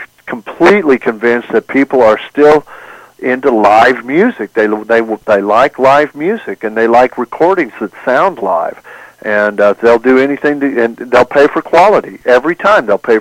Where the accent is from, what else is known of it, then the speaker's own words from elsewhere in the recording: Oklahoma Panhandle, United States; I grew up in the Oklahoma Panhandle